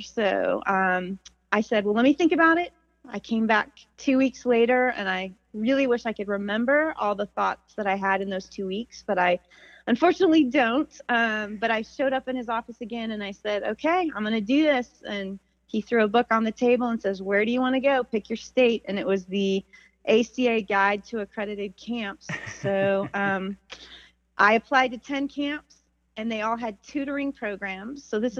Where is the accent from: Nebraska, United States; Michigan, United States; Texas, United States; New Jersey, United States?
Nebraska, United States; we just really didn't even have summer camps growing up in Nebraska